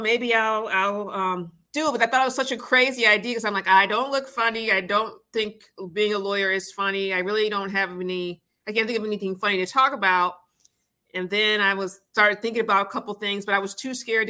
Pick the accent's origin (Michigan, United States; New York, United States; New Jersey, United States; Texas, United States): Michigan, United States; moved away as an adult; I'm originally from Michigan.